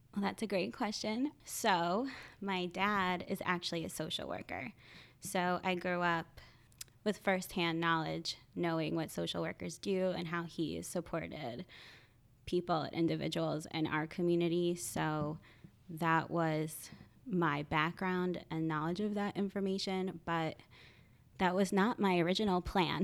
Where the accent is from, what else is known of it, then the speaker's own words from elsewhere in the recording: Point Pleasant, New Jersey, United States; now in Philadelphia, United States; I am originally from a small town called Point Pleasant in Sa-, New Jersey